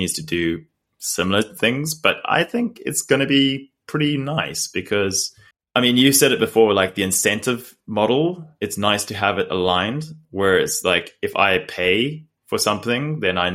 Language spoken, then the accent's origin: English; South Africa; moved away; we grew up in South Africa